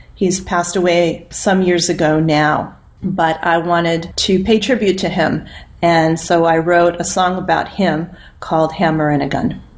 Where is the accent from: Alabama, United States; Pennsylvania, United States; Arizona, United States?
Arizona, United States; Yuma; moved away; I grew up in Yuma, Arizona, which is on the border where Arizona and Mexico and California come together.